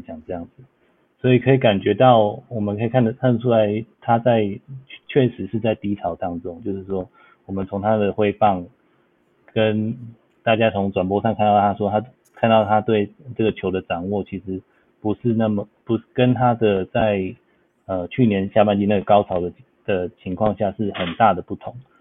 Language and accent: Chinese; Taiwan; now in Los Angeles, United States; 我们台湾人